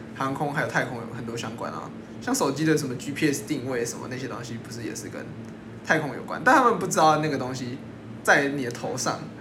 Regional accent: Taichung, Taiwan; moved away as an adult; also born or lived in New Taipei; 因为我台中人

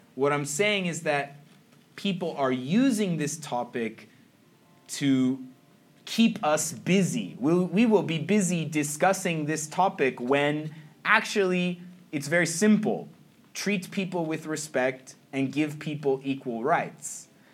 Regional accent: San Jose, California, United States; moved away as an adult; now in Taiwan; I'm from San Jose, which is about one hour away from San Francisco, which is more or less the gay capital of the United States. And so I grew up seeing a lot of people

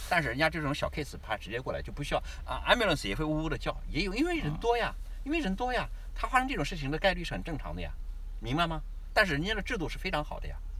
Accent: China; moved away; also born or lived in Australia; 你过去我们中国人在过去三百年，我们是我们的历史和受教育的一直是我们受奴役

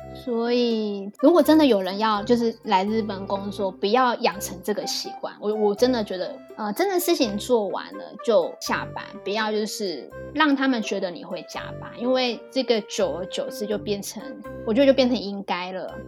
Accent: Taiwan; moved away as an adult; now in Japan; 我们台湾人就比较直接

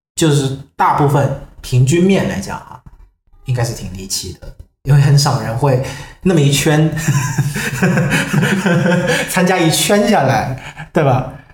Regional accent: Vietnam; 我是来自越南的

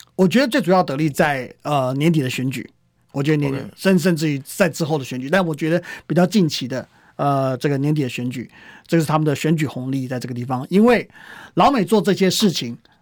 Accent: Taiwan; 我们台湾人

